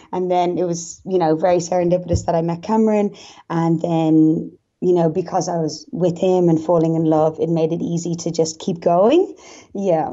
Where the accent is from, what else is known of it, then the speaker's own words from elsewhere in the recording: Dublin, Leinster, Ireland; accent: Irish; moved away as an adult; now in Newcastle, Australia; I'm from Dublin, which is obviously the capital of Ireland, and it's literally on the other side of the world, so I'm a long, long way from home